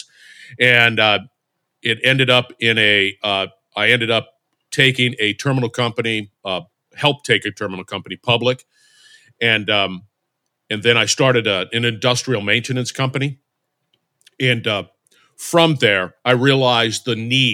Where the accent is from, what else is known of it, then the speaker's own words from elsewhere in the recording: Barstow, California, United States; I grew up in Barstow, California, which is in the middle of the desert in Southern California, between Los Angeles and Las Vegas